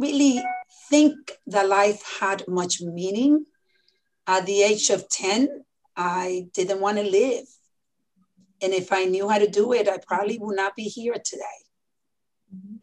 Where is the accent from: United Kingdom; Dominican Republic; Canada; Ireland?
Dominican Republic; moved away; when I was born in the Dominican Republic